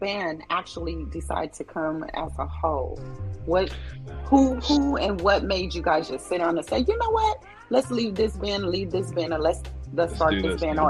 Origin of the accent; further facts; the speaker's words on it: California, United States; I'm originally from California, and California people wear hats.